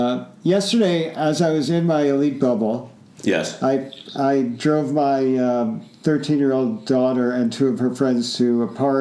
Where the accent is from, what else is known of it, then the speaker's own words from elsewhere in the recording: Plainfield, New Jersey, United States; Edison, New Jersey, the town next to where I grew up in Plainfield, New Jersey